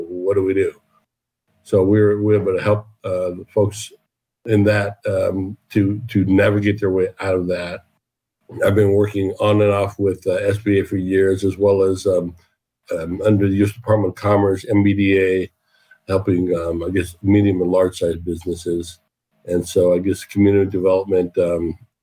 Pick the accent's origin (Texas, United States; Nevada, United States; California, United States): California, United States; Southern; also born or lived in Ohio; we eventually moved to Southern California, where I grew up for the most part of my life